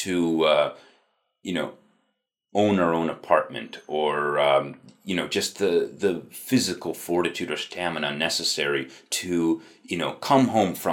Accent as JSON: {"language": "English", "region": "upstate New York", "country": "United States", "tie": "born or raised there", "said": "I grew up in the Rust Belt of upstate New York."}